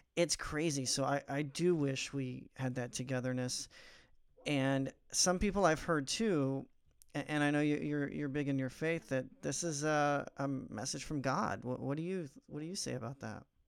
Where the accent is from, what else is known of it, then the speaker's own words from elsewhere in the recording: Missouri, United States; moved away; also born or lived in Nashville, Tennessee; I'm from Missouri originally, but lived in Nashville a couple years